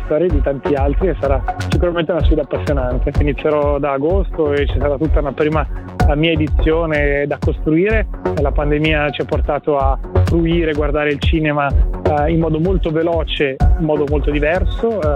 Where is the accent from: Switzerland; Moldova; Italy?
Switzerland; Ticino; come svizzero italiano, come ticinese